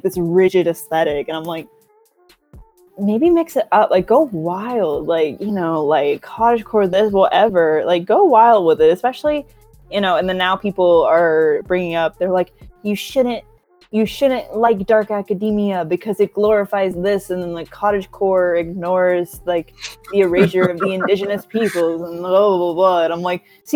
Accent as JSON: {"language": "English", "town": "Atlanta", "region": "Georgia", "country": "United States", "accent": "inner city Atlanta public school; Southern", "moved": "yes", "said": "my inner city Atlanta public school accent"}